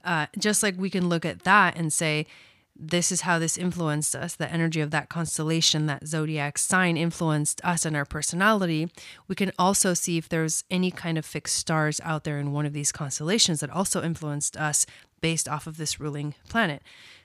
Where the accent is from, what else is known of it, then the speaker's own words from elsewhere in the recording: Villa Dolores, Córdoba, Argentina; born there; I was born in Argentina, a small town in Argentina called Villa Dolores.